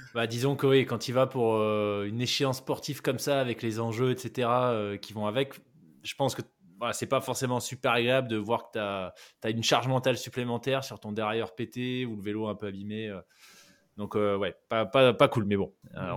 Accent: New Caledonia; j'ai grandi en Nouvelle-Calédonie

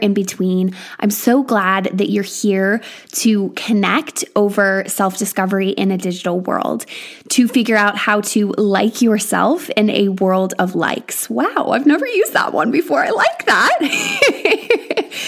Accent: United States; moved away as an adult; now in England, United Kingdom; I am from America

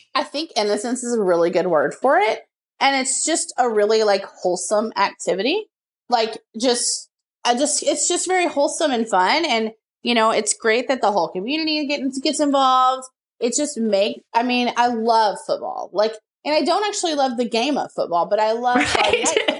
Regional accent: Texas, United States; I'm from Texas

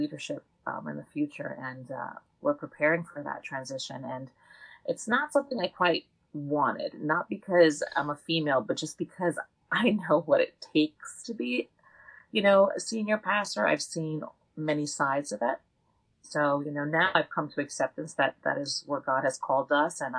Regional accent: Lakewood, New Jersey, United States; the Lakewood community that we were raised in here in New Jersey was very tight-knit community of faith.

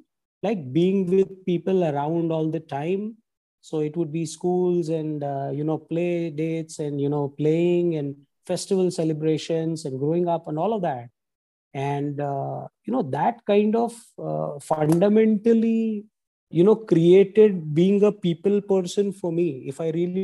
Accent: Mumbai, Maharashtra, India; I've actually been born and brought up in Mumbai

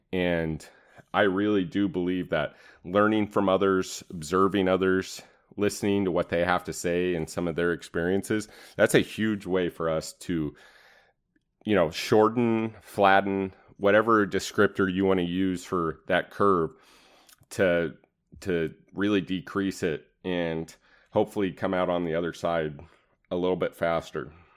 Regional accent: East Wenatchee, Washington, United States; I grew up in Wenatchee, specifically East Wenatchee, Washington

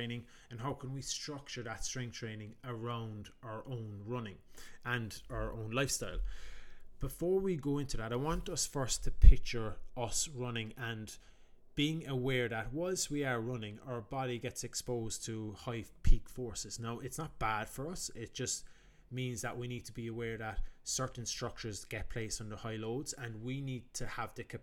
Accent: Ireland; also known as …

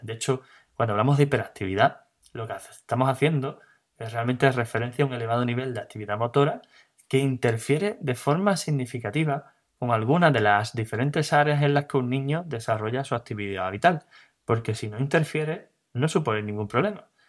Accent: Cádiz, Andalusia, Spain; soy de Cádiz

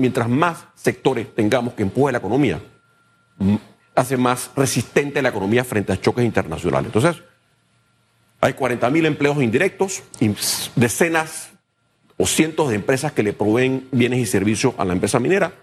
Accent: Panama; como panameños

